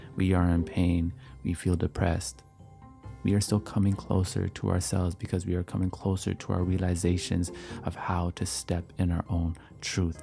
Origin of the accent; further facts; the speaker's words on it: Canada; as I am Canadian